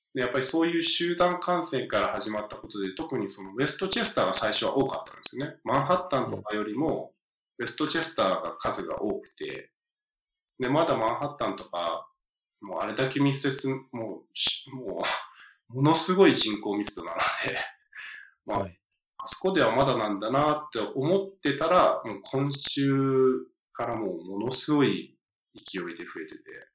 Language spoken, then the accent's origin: Japanese; the American South, United States; now in New York, United States; 僕、南部に住んでたと、まあ、幼少期って南部に住んで